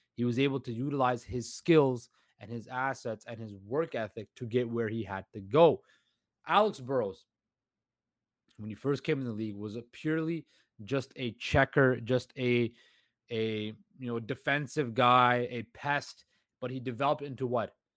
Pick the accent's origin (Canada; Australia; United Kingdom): Canada; Vancouver, British Columbia; I can be anywhere in the world, but you can never take Vancouver out of me